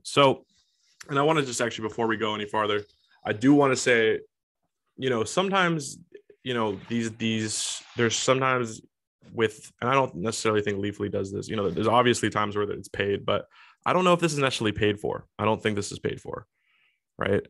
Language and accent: English; Washington, United States; my home state, Washington State